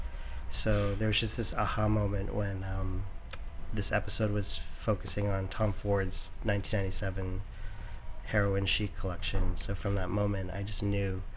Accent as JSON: {"language": "English", "town": "Oakville", "region": "Ontario", "country": "Canada", "tie": "born or raised there", "moved": "yes", "lives_now": "New York, United States", "said": "I grew up in a suburb called Oakville. It's about 20 minutes from Toronto."}